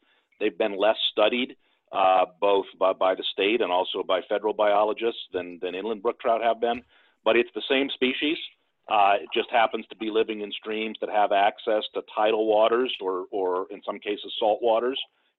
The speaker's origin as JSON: {"language": "English", "region": "Maine", "country": "United States", "tie": "born or raised there", "moved": "as an adult", "said": "grew up in Maine and have been back since 1994."}